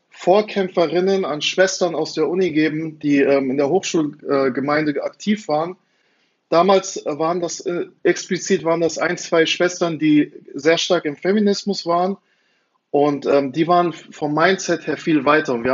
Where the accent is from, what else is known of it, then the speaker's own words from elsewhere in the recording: Frankfurt, Hesse, Germany; Also ich, ich bin selber in Frankfurt aufgewachsen und fand es äh, faszinierend.